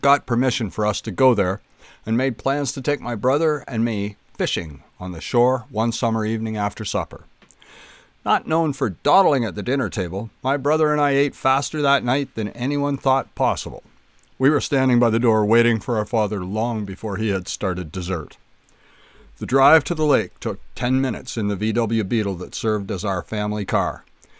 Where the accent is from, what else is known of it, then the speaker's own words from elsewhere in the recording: Kemble, Ontario, Canada; growing up in Kemble